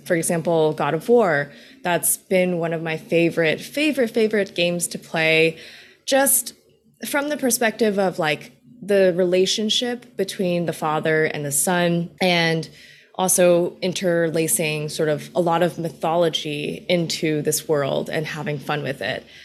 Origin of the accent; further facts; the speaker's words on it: New York City, New York, United States; I was born in New York City. My parents worked in New York City for their entire lives. And so I've really just kind of grown up in the Queens area when I was really young and pretty much kind of stayed within the tri-state area for most of my life